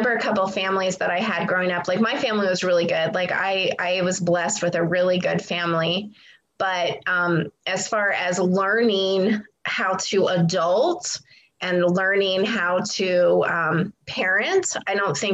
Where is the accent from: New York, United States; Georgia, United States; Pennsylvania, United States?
Pennsylvania, United States; moved away; I was born in Pennsylvania, so I'm from the East, and I grew up in a small town